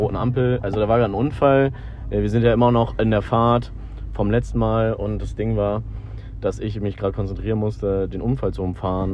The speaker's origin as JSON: {"language": "German", "town": "Aachen", "region": "North Rhine-Westphalia", "country": "Germany", "said": "bei uns in Aachen"}